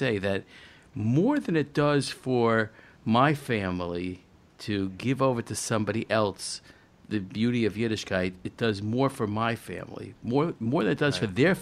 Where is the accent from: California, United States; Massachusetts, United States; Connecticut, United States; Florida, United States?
Connecticut, United States; New Haven; I was raised in New Haven, Connecticut, and in a small little town